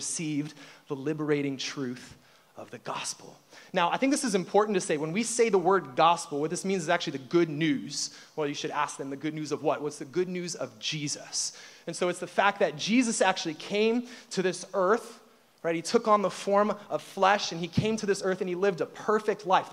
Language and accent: English; Peninsula, Ohio, United States; moved away; also born or lived in Middle East; I grew up in actually a very small town called Peninsula, Ohio.